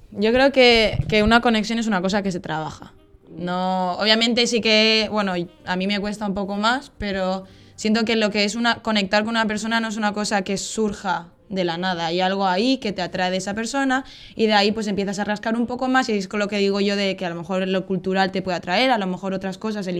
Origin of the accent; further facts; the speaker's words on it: Valencia, Valencian Community, Spain; accent: Spain; moved away as an adult; now in Netherlands; mi acento es de España soy de concretamente Valencia, que está en la costa este, centro este de España. Y llevo viviendo en Holanda pues tres años